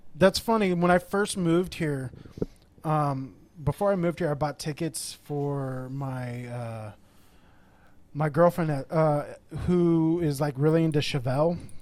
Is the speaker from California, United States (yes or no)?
yes; Corona, California, United States; also born or lived in Texas; now in San Diego, United States; I grew up in Corona, the, like the Inland Empire area. Moved to Texas for about ten years, then moved back here